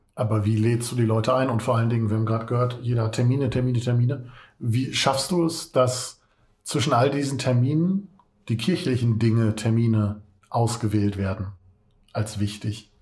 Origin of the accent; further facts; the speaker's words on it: Katernberg, North Rhine-Westphalia, Germany; ich komme aus Katernberg